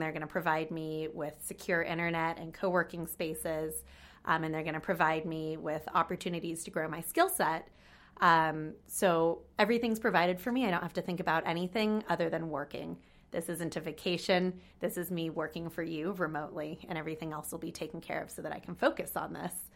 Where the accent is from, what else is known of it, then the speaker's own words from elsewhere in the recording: California, United States; moved away; also born or lived in San Francisco; I'm twenty-six and I'm from California in the United States